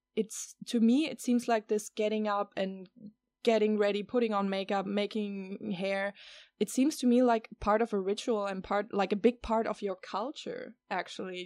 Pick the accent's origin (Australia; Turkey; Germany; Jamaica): Germany; now in Netherlands; I live here in the Netherlands and I have been growing up in Germany